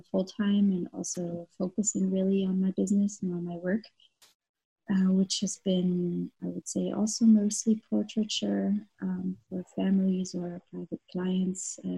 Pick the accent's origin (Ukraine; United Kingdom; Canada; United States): Canada; moved away as an adult; now in Munich, Germany; I'm Canadian. I've been living in Munich for 9 years now.